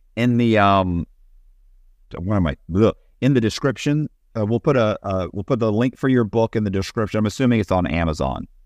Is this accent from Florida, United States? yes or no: yes; Tampa, Florida, United States; I'm from Tampa